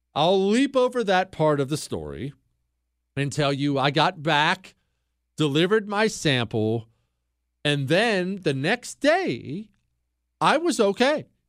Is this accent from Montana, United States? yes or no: yes; Bozeman, Montana, United States; I grew up in Bozeman, Montana. Uh, we moved there when I was 10 years old